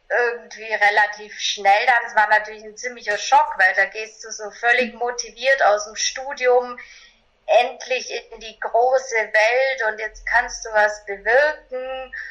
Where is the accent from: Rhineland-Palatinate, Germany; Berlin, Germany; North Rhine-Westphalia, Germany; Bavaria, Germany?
Bavaria, Germany; born there; ich bin 1982 in einem kleinen Dorf in Bayern geboren und habe eben so ganz normale Laufbahn gemacht